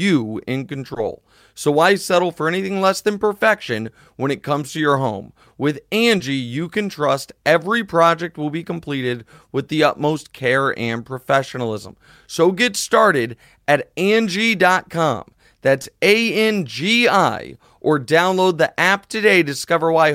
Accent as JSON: {"language": "English", "region": "Midwest", "country": "United States", "said": "I'm a Midwesterner."}